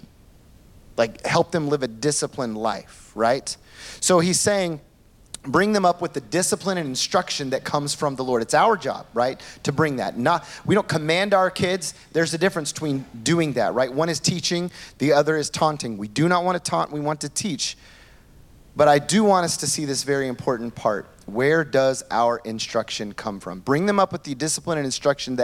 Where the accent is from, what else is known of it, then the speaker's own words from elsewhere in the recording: Oklahoma, United States; now in New York City, United States; It's country in me, all right? I'm from Oklahoma